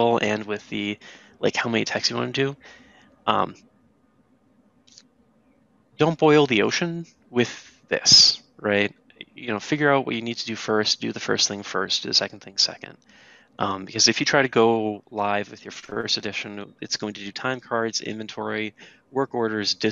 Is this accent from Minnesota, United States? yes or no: yes; Minnesota, United States; I'm from the Minnesota area